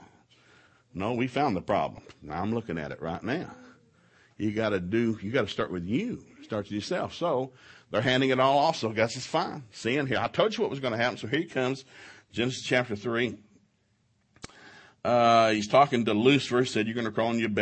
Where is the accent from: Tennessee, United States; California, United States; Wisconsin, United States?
Tennessee, United States; Ducktown; now in Oklahoma, United States; we grew up in East Tennessee